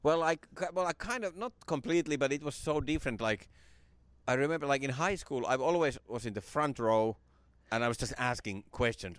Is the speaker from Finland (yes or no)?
yes; Finland; moved away; my hometown. It came to Finland in the nineties